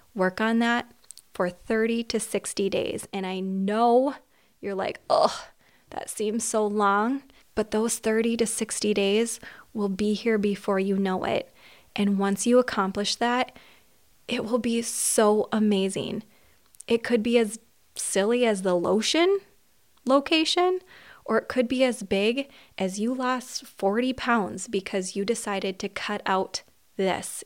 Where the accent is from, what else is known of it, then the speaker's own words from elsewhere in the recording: Minnesota, United States; I was born in Minnesota and I still live in Minnesota